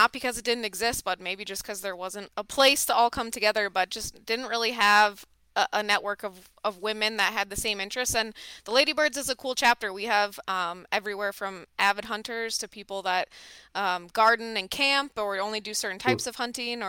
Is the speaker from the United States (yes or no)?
yes; Minneapolis, Minnesota, United States; moved away as an adult; now in North Dakota, United States; growing up in the Twin Cities